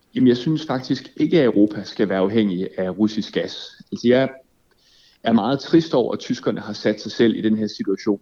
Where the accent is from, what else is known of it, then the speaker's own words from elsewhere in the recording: Denmark; som dansker